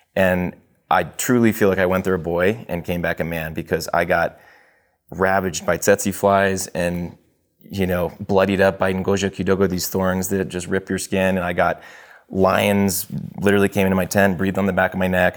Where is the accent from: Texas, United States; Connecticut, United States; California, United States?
Texas, United States; moved away as an adult; also born or lived in Los Angeles / Tanzania; I grew up in Texas for the most part